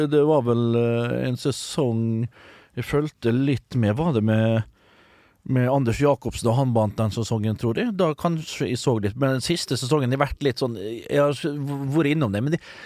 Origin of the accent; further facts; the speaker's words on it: Vestnes, Møre og Romsdal, Norway; hjemme på Vestnes